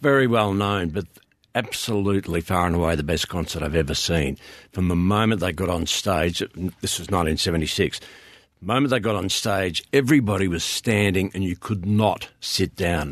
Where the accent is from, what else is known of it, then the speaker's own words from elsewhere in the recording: Swan Hill, Victoria, Australia; I grew up in Swan Hill